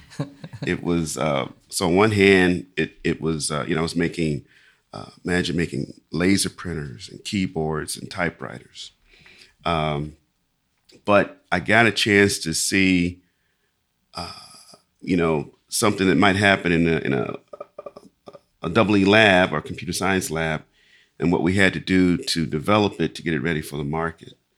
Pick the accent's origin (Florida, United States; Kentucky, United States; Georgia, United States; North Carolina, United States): Kentucky, United States; Lexington; I grew up in in Lexington, Kentucky